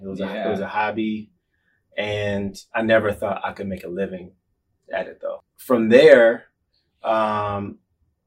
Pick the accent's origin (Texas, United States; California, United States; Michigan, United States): Michigan, United States; Lansing; I'm from Lansing, Michigan, the Midwest, and, middle-class family